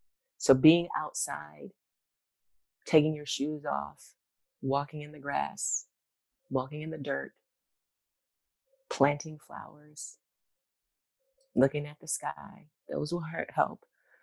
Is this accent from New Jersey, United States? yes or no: no; Virginia, United States; born there; I was born in Virginia, and I would go visit my granny, my brother and I on holidays.